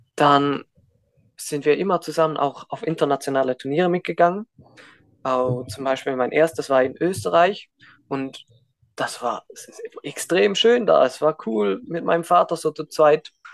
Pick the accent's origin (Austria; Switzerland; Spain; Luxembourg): Switzerland; Und ich bin auch in der Schweiz geboren, in der Schweiz aufgewachsen